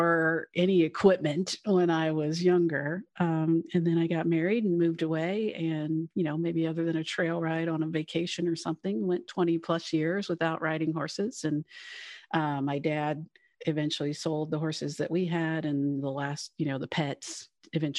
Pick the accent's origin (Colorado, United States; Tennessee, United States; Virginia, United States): Tennessee, United States; Cleveland; now in Cincinnati, United States; I am originally was born in Cleveland, Tennessee. So I grew up on a farm that's been in my family for many generations